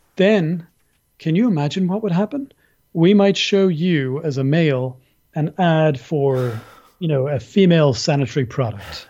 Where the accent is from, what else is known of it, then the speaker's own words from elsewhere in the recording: Ireland; also born or lived in Dublin; I'm an Irish person. I live in Dublin, in Ireland.